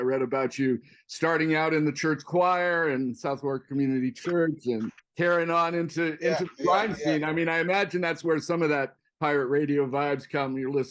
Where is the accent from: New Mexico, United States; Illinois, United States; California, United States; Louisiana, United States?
California, United States; San Francisco; like San Francisco, my hometown